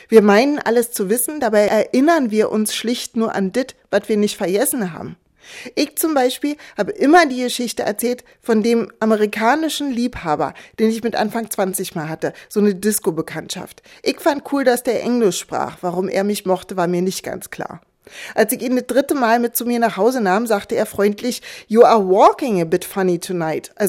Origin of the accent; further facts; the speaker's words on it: East Germany, Germany; Ich war mit der DDR-Friedensbewegung aufgewachsen im Kalten Krieg.